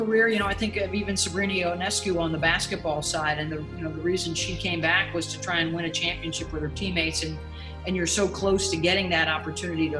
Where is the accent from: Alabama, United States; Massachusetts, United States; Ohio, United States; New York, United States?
New York, United States; North Syracuse; I am from the area. I grew up in North Syracuse